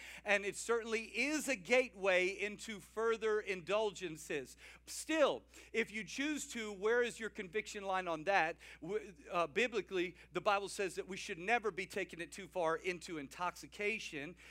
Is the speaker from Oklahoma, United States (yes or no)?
no; South Louisiana, United States; I'm from South Louisiana.